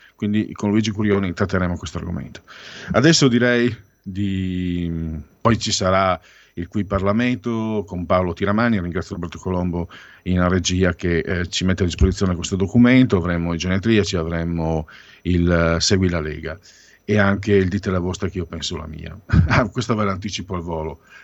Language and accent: Italian; Friuli-Venezia Giulia, Italy; vengo dalla provincia del Friuli